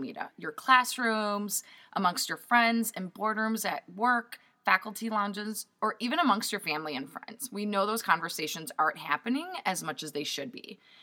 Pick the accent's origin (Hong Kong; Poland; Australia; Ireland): Poland; moved away; I'm 100% Polish. I'm an immigrant from Poland